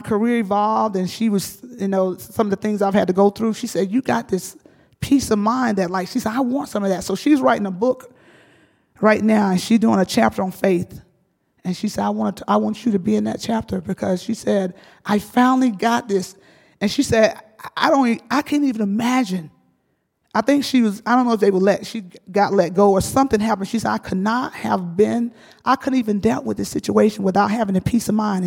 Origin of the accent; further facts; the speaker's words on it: the South, United States; I grew up in the South. I grew up in a field.